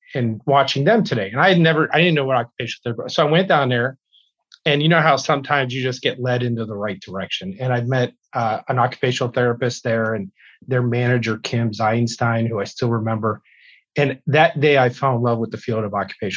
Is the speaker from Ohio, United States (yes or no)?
yes; Youngstown, Ohio, United States; moved away as an adult; also born or lived in Wisconsin; now in Wausau, United States; I was born and raised in Youngstown, Ohio.